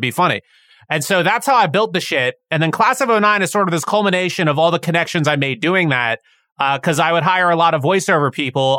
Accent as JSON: {"language": "English", "country": "United States", "said": "as an American society"}